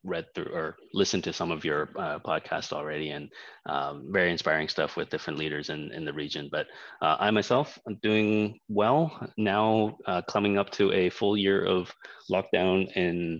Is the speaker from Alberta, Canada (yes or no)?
no; Toronto, Ontario, Canada; moved away as an adult; also born or lived in Hong Kong; now in Indonesia; I was born in Hong Kong. I'm Chinese, so spent 4 years in Hong Kong and left fairly early on in my life. Parents just decided that with the economic status in Hong Kong and the political status changing, moving to Canada was the right thing. So we moved over there. And pretty much that was where I got all of my education, starting all the way from kindergarten